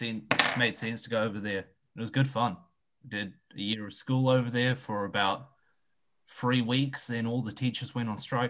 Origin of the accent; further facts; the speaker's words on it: Auckland, New Zealand; also born or lived in Vancouver, Canada; I was born in Auckland. I've lived here all my life except 1 year.